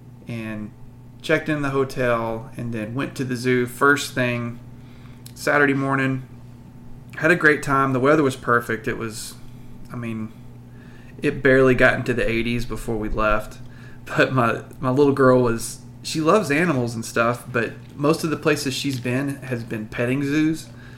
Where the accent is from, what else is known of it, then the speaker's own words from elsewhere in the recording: Abilene, Texas, United States; because I grew up around Abilene